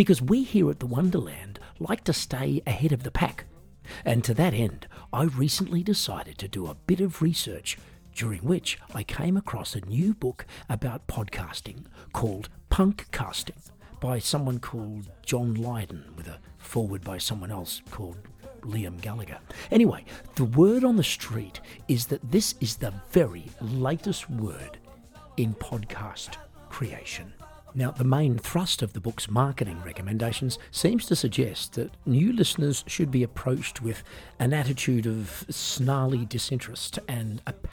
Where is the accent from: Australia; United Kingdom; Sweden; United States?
Australia; now in Germany; I'm Australian, but these days I live in Germany and work mostly in Europe